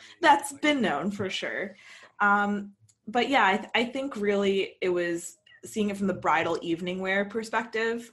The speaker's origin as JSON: {"language": "English", "country": "United States", "tie": "born or raised there", "also_born_or_lived": "London, United Kingdom", "moved": "as an adult", "said": "an American who grew up here, who is American"}